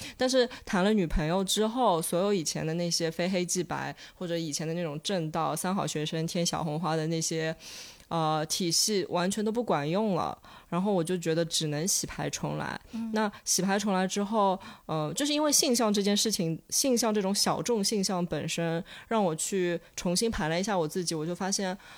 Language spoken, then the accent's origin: Chinese; Shanghai, China; 我来自上海